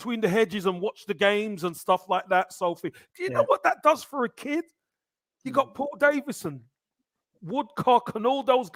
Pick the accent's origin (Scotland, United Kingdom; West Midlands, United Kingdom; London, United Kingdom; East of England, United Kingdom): London, United Kingdom; I'm a Brixton boy